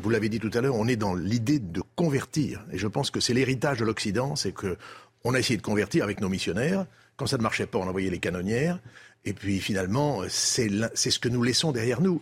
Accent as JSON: {"language": "French", "country": "France", "said": "nous sommes des Français, nous sommes des Français en Europe"}